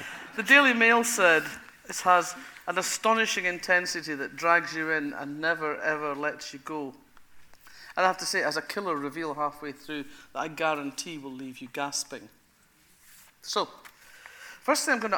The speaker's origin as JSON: {"language": "English", "area": "Fife", "region": "Scotland", "country": "United Kingdom", "said": "I come from Fife."}